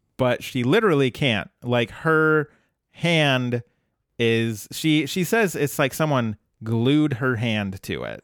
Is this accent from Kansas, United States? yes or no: no; Colorado, United States; I grew up in Colorado